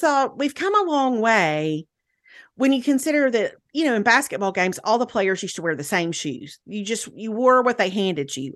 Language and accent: English; Meridian, Mississippi, United States; went to Meridian, to my hometown